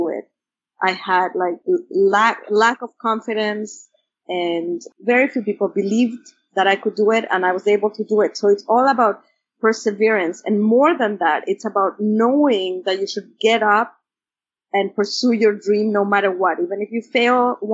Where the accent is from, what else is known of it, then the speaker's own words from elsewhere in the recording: Mexico City, Mexico; English is a second language; moved away; when I was growing up in Mexico City